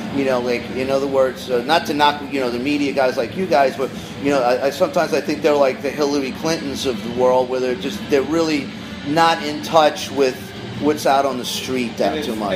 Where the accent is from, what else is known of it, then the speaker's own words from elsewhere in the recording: New York City, New York, United States; now in Los Angeles, United States; I grew up in Queens